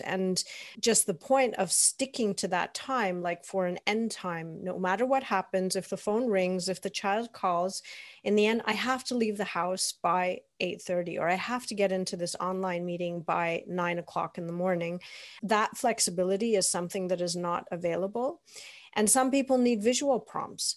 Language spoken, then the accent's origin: English; Toronto, Ontario, Canada; now in Germany; I grew up in Toronto.